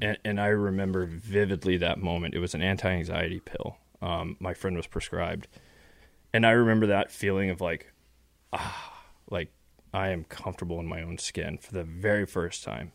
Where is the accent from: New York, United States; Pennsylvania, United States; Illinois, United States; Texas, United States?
Texas, United States; West; I grew up in West Texas, um, middle class, upper middle class family